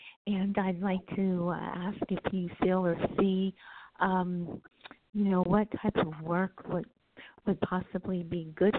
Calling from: California, United States; I'm calling from California.

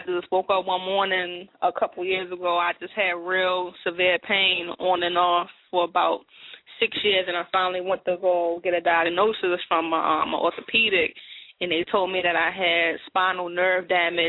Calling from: Baltimore, Maryland, United States; I'm calling from Baltimore.

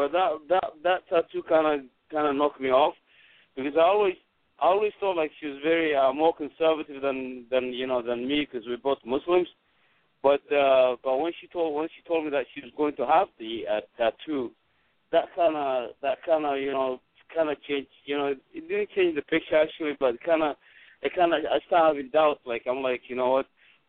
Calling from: Pennsylvania, United States; I live in Columbus, Ohio, but right now I'm calling from you. I'm probably somewhere between Pittsburgh and Bridgewood, Pennsylvania, on the turnpike on I-70. I mean, I-76.

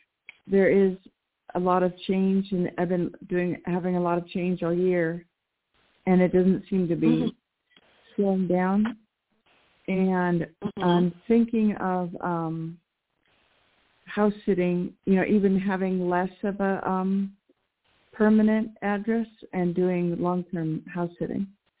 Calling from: New Mexico, United States; calling from New Mexico.

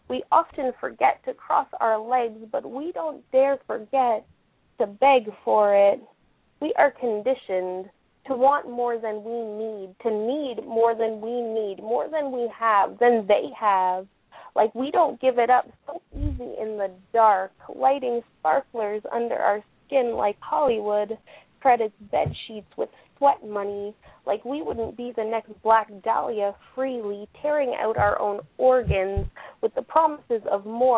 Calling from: Ottawa, Ontario, Canada; Ottawa, Canada.

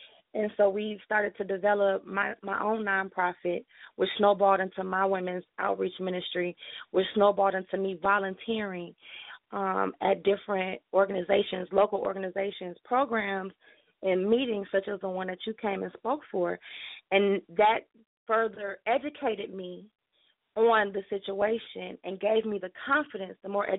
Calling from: Detroit, Michigan, United States; I'm calling from Detroit, Michigan.

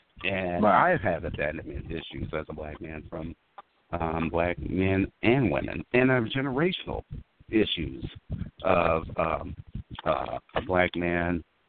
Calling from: the Bay Area, California, United States; I'm calling from the Bay Area

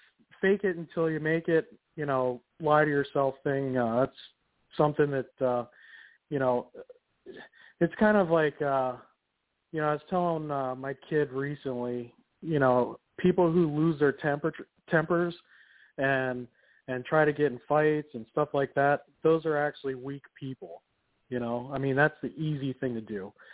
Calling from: Portland, Oregon, United States; I'm calling from Portland, Oregon.

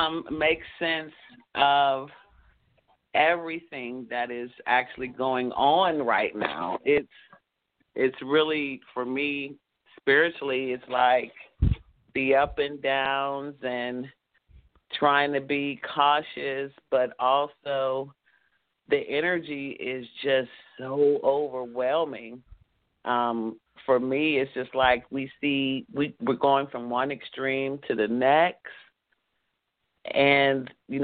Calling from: Douglasville, Georgia, United States; From Hotlanta, okay. Douglasville in the house.

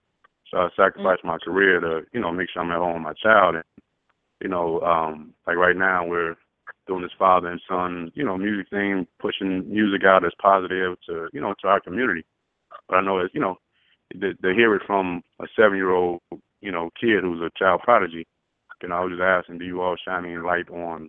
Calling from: Los Angeles, California, United States; I'm calling from Los Angeles, California.

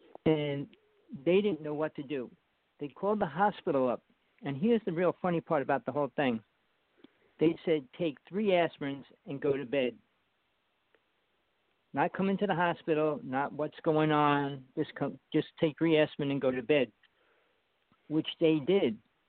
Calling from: Big Island of Hawaii, United States; I'm calling from the Big Island of Hawaii.

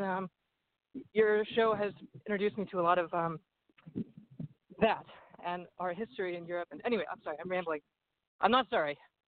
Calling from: California, United States; I'm calling from the Redwood Forest.

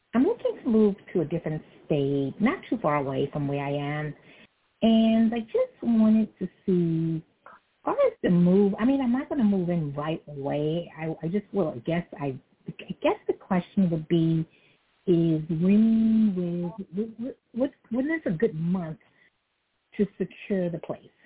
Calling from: New York City, New York, United States; calling from New York City

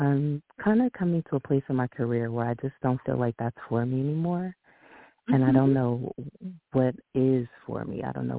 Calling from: Southern California, United States; I'm calling from California, Southern California.

